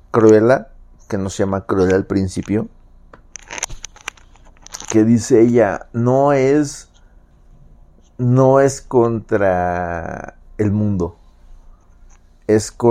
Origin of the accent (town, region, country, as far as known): Mexico City, Mexico